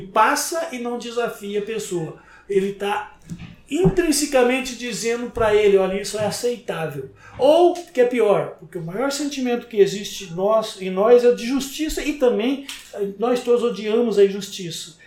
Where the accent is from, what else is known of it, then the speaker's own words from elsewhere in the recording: Brazil; porque eu sou brasileiro